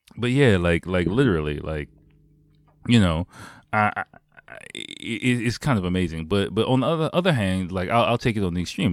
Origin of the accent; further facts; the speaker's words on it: United States; moved away; my home country